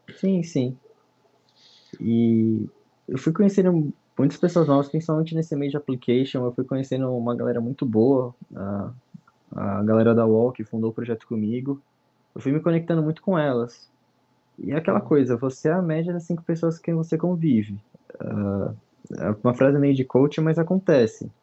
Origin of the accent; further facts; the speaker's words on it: São Maria do Campo, São Paulo, Brazil; sou aqui de São Maria do Campo, em São Paulo